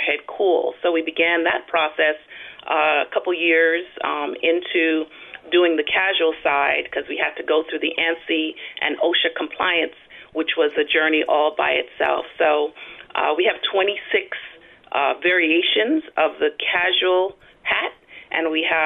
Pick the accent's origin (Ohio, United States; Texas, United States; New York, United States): New York, United States; New York City; now in Central California, United States; I am originally from New York City. I migrated here to California, Central California